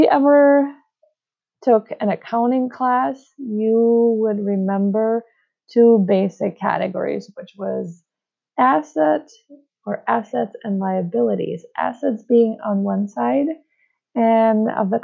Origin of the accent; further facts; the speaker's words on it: Czechia; moved away as an adult; now in United States; I moved from my home country of the Czech Republic to the United States